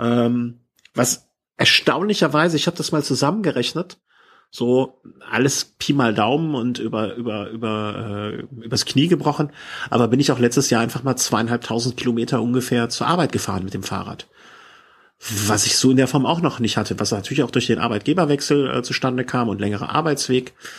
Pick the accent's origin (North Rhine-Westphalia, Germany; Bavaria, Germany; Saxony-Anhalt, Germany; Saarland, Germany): North Rhine-Westphalia, Germany; Cologne; hier als Kölner